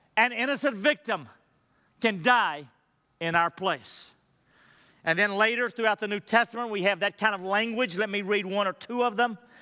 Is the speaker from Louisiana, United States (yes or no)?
no; Madisonville, Texas, United States; growing up in Massville, Texas, there weren't a lot of Jewish people around me. It's a little dinky town. where Buc-ee's is today